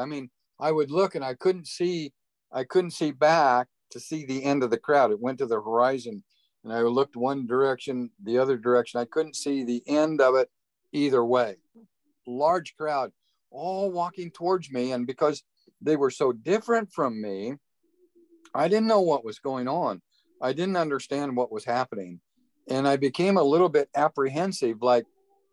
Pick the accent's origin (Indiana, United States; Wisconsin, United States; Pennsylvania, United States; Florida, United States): Indiana, United States; I grew up in Indiana, farm country, country boy, basically, rural Indiana